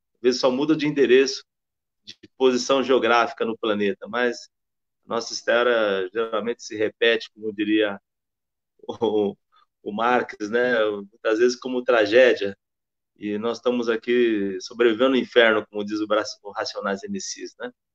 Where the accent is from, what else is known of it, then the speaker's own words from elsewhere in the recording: Campinas, São Paulo, Brazil; nasci na Vila Jorgina em Campinas